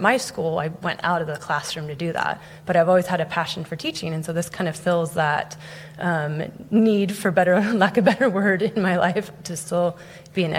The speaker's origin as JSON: {"language": "English", "region": "Colorado", "country": "United States", "tie": "born or raised there", "moved": "as an adult", "lives_now": "San Jose, United States", "said": "Born and raised in Colorado"}